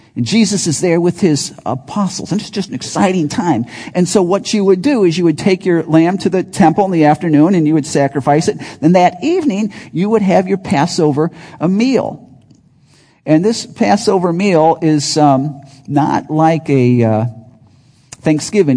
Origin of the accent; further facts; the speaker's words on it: Chicago, Illinois, United States; also born or lived in Wisconsin; I grew up in Chicago, loved Chicago, in the city, but then we lived in the burbs most of that time.